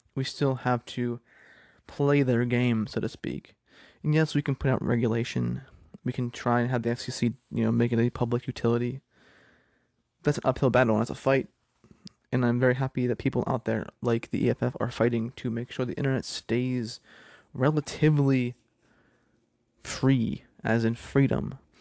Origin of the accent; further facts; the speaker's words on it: Pennsylvania, United States; my home state of Pennsylvania